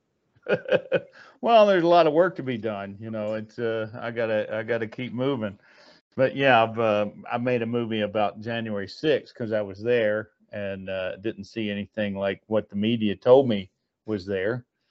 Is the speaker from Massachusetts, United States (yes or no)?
no; North Carolina, United States; also born or lived in Burbank, California; now in Franklin, United States; we're both from back east anyway. I'm from North Carolina